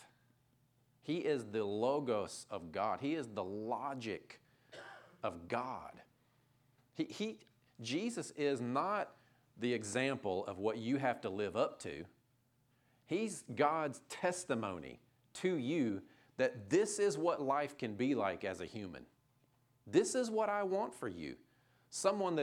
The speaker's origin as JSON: {"language": "English", "town": "Fayetteville", "region": "the South", "country": "United States", "tie": "born or raised there", "said": "I grew up in the South, Fayetteville"}